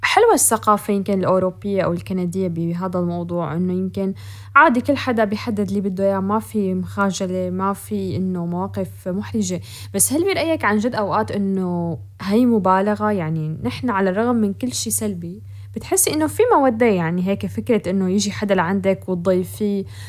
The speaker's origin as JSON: {"language": "Arabic", "country": "Syria", "also_born_or_lived": "Europe", "moved": "as an adult", "said": "بعد ما سافرنا على اوروبا نحن كسوريين"}